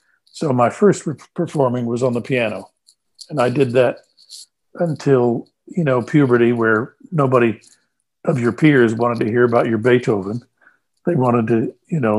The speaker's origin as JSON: {"language": "English", "town": "San Antonio", "region": "Texas", "country": "United States", "tie": "born or raised there", "also_born_or_lived": "New York / Los Angeles", "moved": "as an adult", "said": "Born and raised in San Antonio, Texas, and grew up there in the same house"}